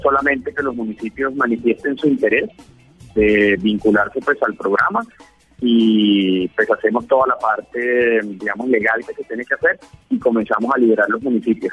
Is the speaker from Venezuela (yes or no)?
yes; Venezuela; also born or lived in Pereira, Colombia; now in Colombia; soy venezolano, 21 años en Colombia, hice mi universidad pues en Pereira